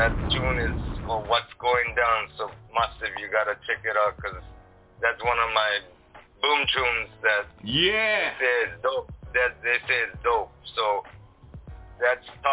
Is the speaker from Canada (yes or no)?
no; Japan; moved away as an adult; now in Amsterdam, Netherlands; Japan is my home